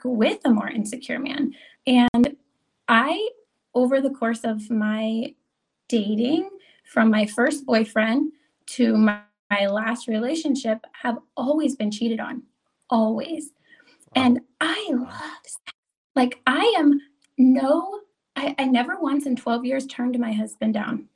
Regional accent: United States; I was raised in Amish country, I was not raised by any means by a conservative family.

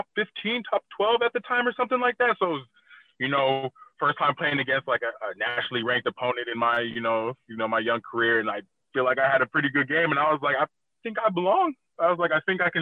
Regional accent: Southern California, United States; moved away; also born or lived in Oregon; growing up in Southern California

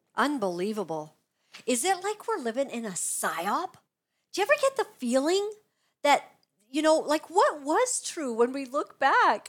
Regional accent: Canada; We are all Canadian

